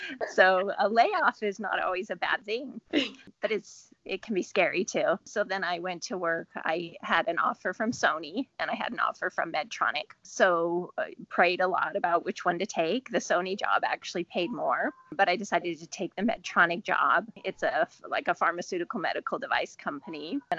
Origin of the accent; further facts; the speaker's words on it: Salt Lake City, Utah, United States; also born or lived in San Diego / North Dakota / England; Well, I was born in California, in San Diego, and then I've lived in various places. We lived in North Dakota, we lived in England, and then in Salt Lake City for kind of junior high and high school.